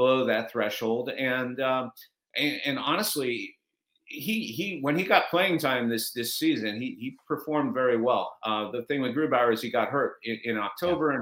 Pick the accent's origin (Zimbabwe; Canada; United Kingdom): Canada; Montreal, Quebec; also born or lived in Toronto; now in Seattle, United States; I grew up in Montreal, in case you can't tell from the Guy Lafleur autographed jersey behind me. I grew up in Montreal.